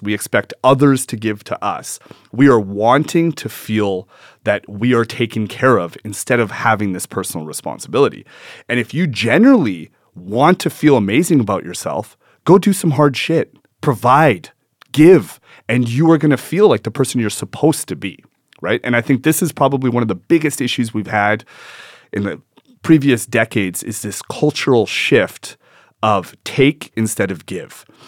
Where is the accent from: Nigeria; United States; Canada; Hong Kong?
Canada; Edmonton, Alberta; I was born in Edmonton